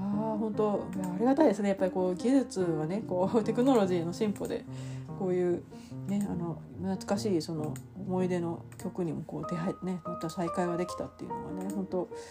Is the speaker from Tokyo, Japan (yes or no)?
yes; Tokyo, Japan; いわゆるその私の関東生まれとか東京生まれなんで